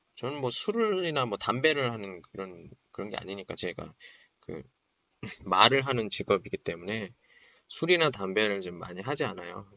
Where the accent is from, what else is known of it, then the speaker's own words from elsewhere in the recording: Daejeon, South Korea; moved away as an adult; now in Qingdao, China; 제 대전 사람인데